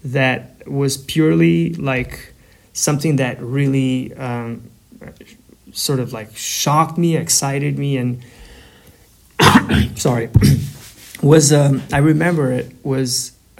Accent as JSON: {"language": "English", "town": "Kavajë", "region": "Tirana County", "country": "Albania", "tie": "born or raised there", "second_language": "English", "moved": "as an adult", "lives_now": "Brooklyn, United States", "said": "I was born in Albania, a town called Kavaje, which is about 40 kilometers, 45 kilometers from Tirana, the capital city."}